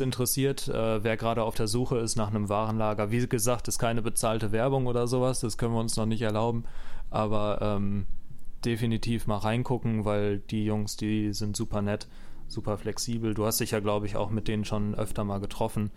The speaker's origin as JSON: {"language": "German", "area": "near Bochum, Ruhr area", "region": "North Rhine-Westphalia", "country": "Germany", "tie": "born or raised there", "said": "ich komme aus Nähe Bochum, ähm, also Ruhrpott"}